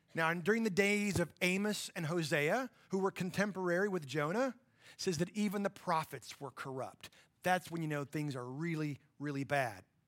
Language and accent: English; Borger, Texas, United States; my hometown of Borger